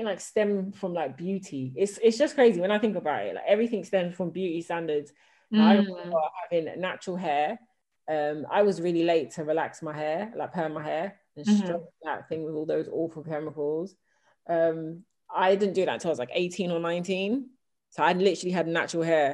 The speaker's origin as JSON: {"language": "English", "region": "London", "country": "United Kingdom", "tie": "born or raised there", "said": "I grew up in South London"}